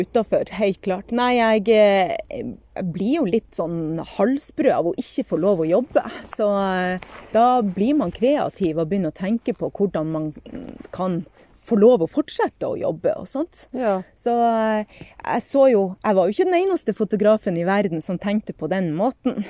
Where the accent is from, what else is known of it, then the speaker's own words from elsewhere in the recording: Sortland, Nordland, Norway; moved away; Født og oppvokst på Sortland